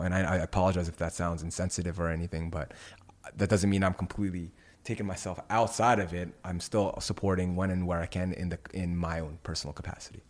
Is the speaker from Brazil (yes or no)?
no; Indonesia; moved away; my home country of Indonesia.